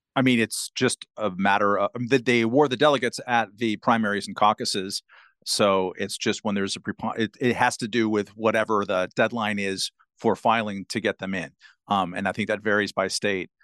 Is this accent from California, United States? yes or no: yes; California, United States; my home state of California